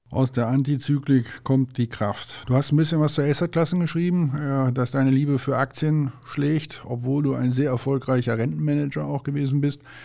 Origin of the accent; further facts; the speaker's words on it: North Rhine-Westphalia, Germany; als Westfale